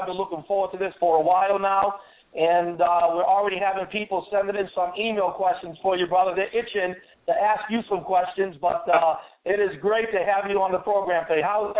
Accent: Massachusetts, United States; my home state of Massachusetts

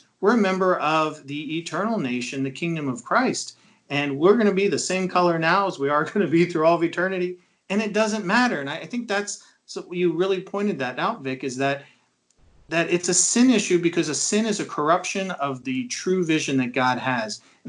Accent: Knoxville, Tennessee, United States; I grew up always in a multi-ethnic area. All my friends were multi-ethnic. My best friend was Black. My girlfriend was Iranian. We lived in TVA area in Knoxville

